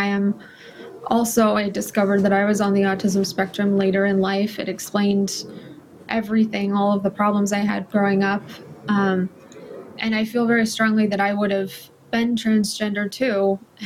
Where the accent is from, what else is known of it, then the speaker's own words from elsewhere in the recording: California, United States; I'm from California.